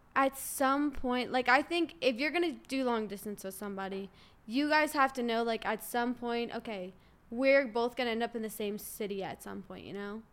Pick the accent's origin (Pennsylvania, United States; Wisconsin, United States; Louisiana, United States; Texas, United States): Louisiana, United States; New Orleans; I'm from New Orleans